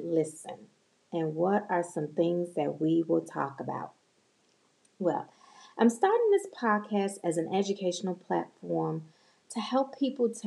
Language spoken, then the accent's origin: English; Chicago, Illinois, United States; now in North Dallas, United States; I was born and raised in Chicago